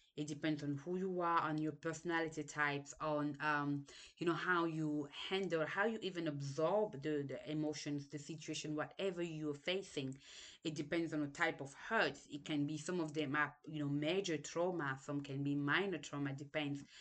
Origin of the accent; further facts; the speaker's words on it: Cameroon; English is a second language; moved away; also born or lived in Senegal; I was born in Cameroon, lived there for a while, then we moved to Senegal